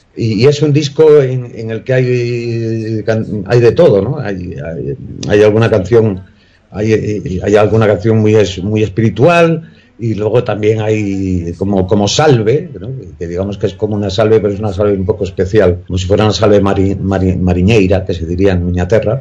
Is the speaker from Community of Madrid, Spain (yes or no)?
yes; Madrid, Community of Madrid, Spain; also born or lived in Corcubión, Galicia; siempre digo que soy madrileño